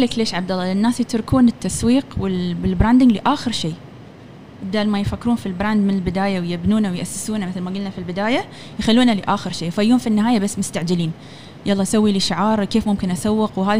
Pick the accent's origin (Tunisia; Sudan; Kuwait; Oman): Oman; هني كعمانيين